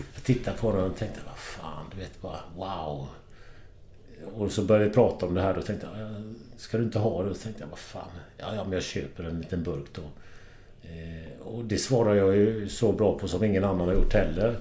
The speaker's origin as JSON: {"language": "Swedish", "town": "Kullavik", "region": "Västra Götaland", "country": "Sweden", "tie": "born or raised there", "said": "Kullavik är jag uppvuxen"}